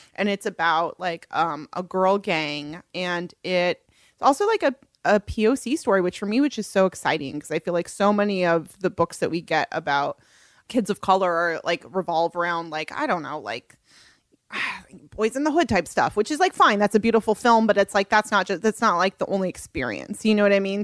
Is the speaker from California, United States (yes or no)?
yes; Los Angeles, California, United States; also born or lived in New York; growing up here